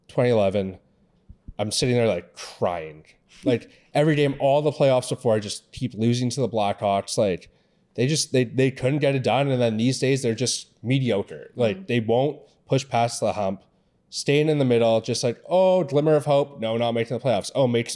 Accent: Vancouver, British Columbia, Canada; moved away as an adult; now in Toronto, Canada; as I talked about earlier. It's been a journey to get here, but I'm from Vancouver, BC. Originally, I went to school there for a little while.

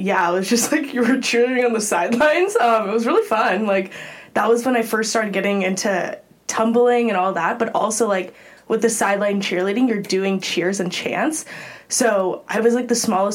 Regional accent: Los Altos, California, United States; also born or lived in Pasadena, California; I'm originally from Los Altos, California, so still in the Bay Area, stayed close to home for college

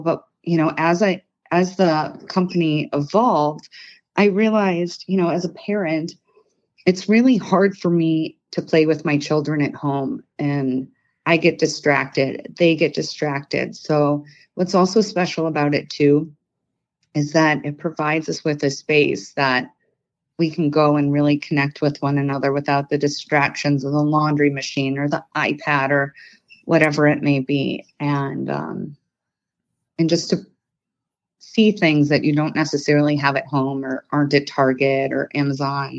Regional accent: Detroit, Michigan, United States; I am born and raised in the Detroit area.

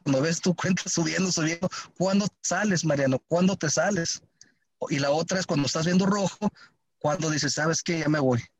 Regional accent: Compton, California, United States; nací en Campton, California

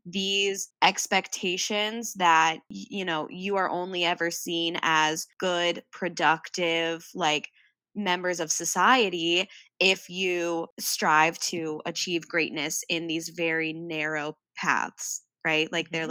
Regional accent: Midwest, United States; I grew up in the Midwest

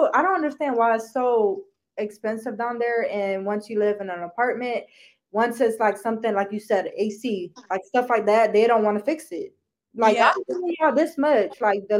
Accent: Michigan, United States; also born or lived in Georgia; Michigan is my hometown, okay? I left Georgia because I didn't want to anymore, but Georgia's not my hometown.

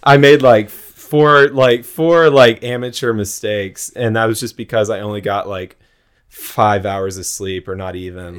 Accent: Jacksonville, Florida, United States; I'm from Jacksonville, so I grew up going to the beach

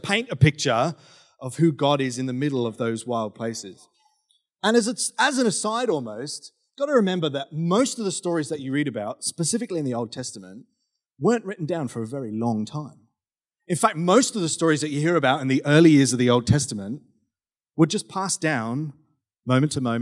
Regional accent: South West England, United Kingdom; now in Australia; I grew up in the UK, grew up in southwest England

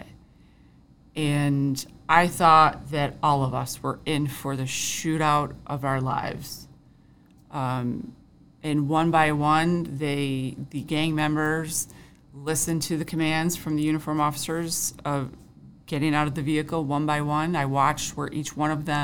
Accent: Fairport, New York, United States; I grew up in Fairport

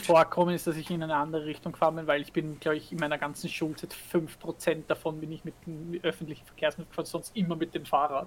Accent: Vienna, Austria; bei uns in Wien

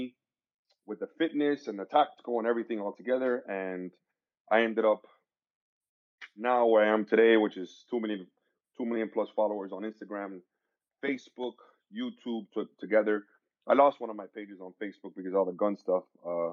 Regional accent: Miami, Florida, United States; I was born and raised in Miami, Florida, sunny Florida.

